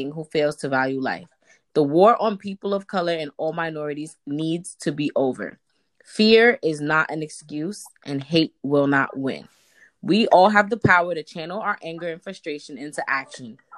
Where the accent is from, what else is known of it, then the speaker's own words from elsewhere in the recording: New York City, New York, United States; I'm from Harlem.